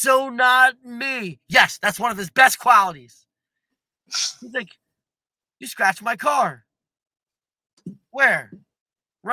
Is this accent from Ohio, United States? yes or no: no; Levittown, Pennsylvania, United States; having a big family and growing up in Levittown.